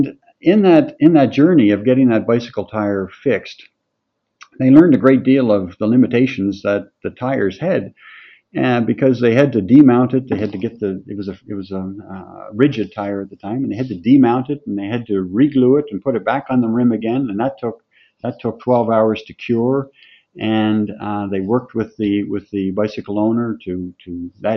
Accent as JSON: {"language": "English", "town": "Mount Mellick", "region": "Prince Edward Island", "country": "Canada", "tie": "born or raised there", "also_born_or_lived": "New Brunswick / Pictou, Nova Scotia", "moved": "as an adult", "said": "I'm from PEI, farm boy from east of Charlottetown, 10 to 15 kilometers in a little village called Mount Melick."}